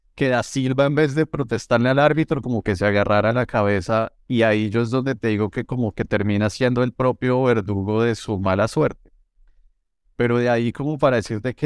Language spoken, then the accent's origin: Spanish; Colombia; yo como colombiano